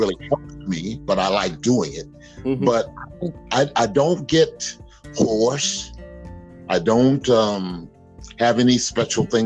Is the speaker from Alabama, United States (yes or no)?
yes; Mobile, Alabama, United States; When I was a young boy growing up in Mobile, Alabama